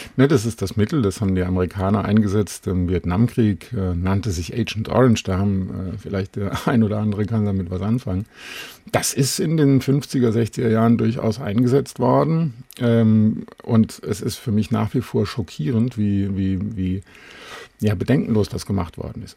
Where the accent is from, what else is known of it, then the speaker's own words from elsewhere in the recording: Alsfeld, Hesse, Germany; meiner Heimatstadt in Alsfeld in Hessen